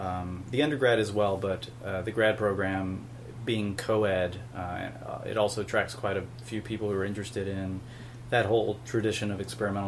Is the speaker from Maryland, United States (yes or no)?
no; Northeast Georgia, United States; moved away as an adult; also born or lived in Atlanta, Georgia / California; now in Oakland, United States; I'm from Northeast Georgia, originally.